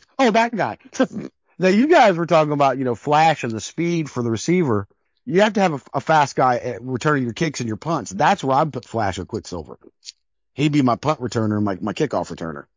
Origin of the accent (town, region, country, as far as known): Denver, Colorado, United States; born or raised there